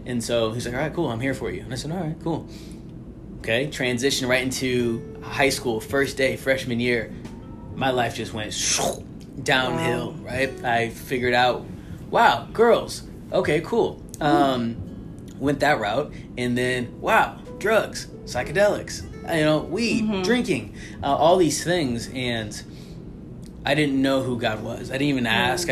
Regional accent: St. Louis, Missouri, United States; moved away as an adult; now in Arizona, United States; I was born and raised in St. Louis, Missouri

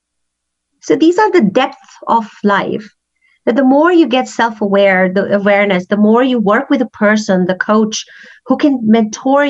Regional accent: Pakistan; English is a second language; also born or lived in Kenya; now in Calgary, Canada; growing up in Pakistan

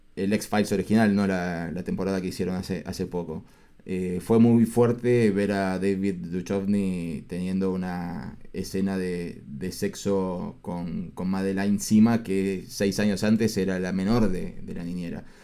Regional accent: Argentina; nosotros somos todos argentinos

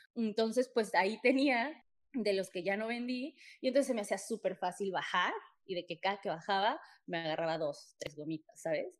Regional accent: Mexico City, Mexico; yo también soy de, de CDMX

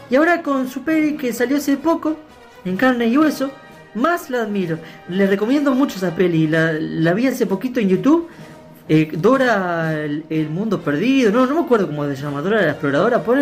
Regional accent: San José, Uruguay; posteriormente volveré a Uruguay para visitar a mi familia ahí en en San José. Vivo en San José y tengo toda la familia ahí

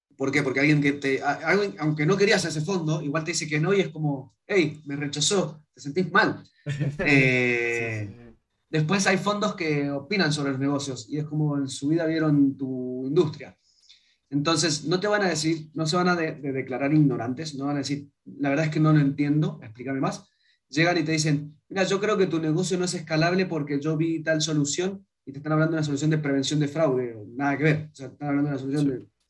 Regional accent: Mendoza, Argentina; moved away as an adult; now in Chile; venimos de Mendoza. Eh, no es ni la ciudad, no es ciudad capital de Argentina. Entonces vos decís, soy de Mendoza.

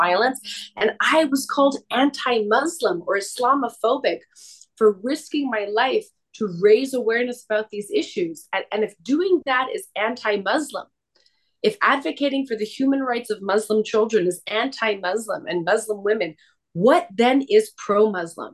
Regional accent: Canada; I was born and raised in Canada.

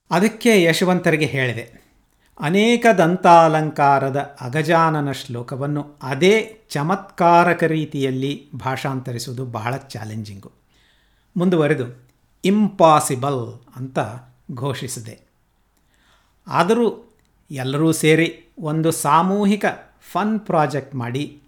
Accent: Kannadiga, Karnataka, India; ನಾವು ಕನ್ನಡಿಗರು

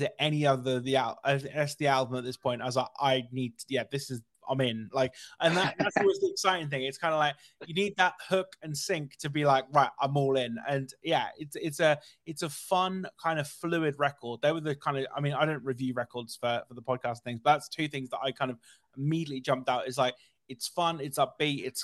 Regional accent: United Kingdom; I'm very British

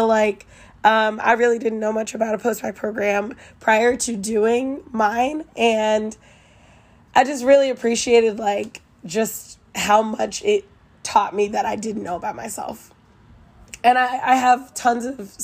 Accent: Kansas City, United States; I'm from Kansas City, and I am a third-year medical student

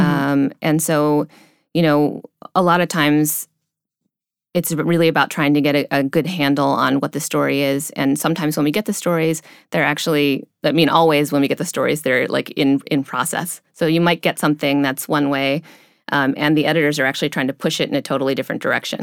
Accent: Cleveland, Ohio, United States; I grew up in the Midwest, um, uh, near Cleveland, Ohio

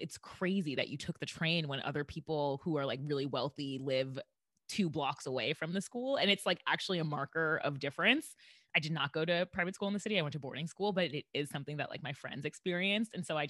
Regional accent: New York City, New York, United States; I am from Brooklyn.

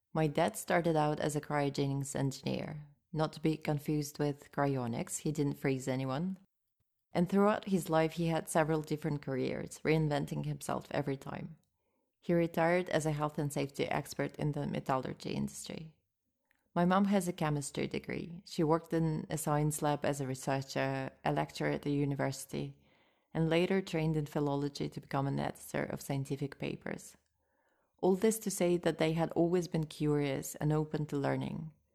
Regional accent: Moscow, Russia; English is a second language; I grew up in Moscow

